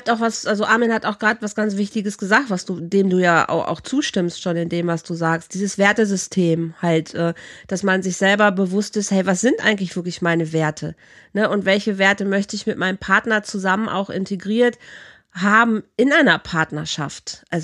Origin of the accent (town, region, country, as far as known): Rhineland, Germany; also born or lived in Bielefeld